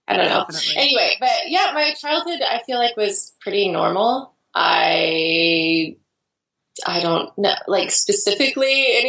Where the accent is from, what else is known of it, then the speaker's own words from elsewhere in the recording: Idaho, United States; now in Portland, United States; I grew up in Idaho, actually, and I moved away from Idaho, which is a one state over, just like I lived 6.5 hours away from where I live now. And it's just like small town